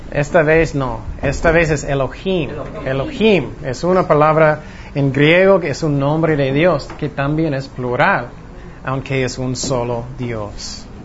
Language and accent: Spanish; Long Beach, California, United States; born there; nací, yo nací en Long Beach